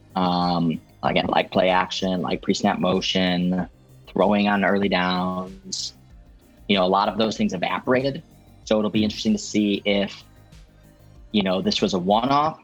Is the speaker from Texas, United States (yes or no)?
no; Chicago, Illinois, United States; I'm from Chicago